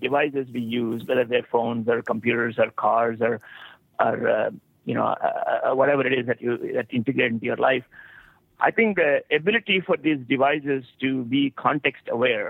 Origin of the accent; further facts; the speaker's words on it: India; you know, I came from India.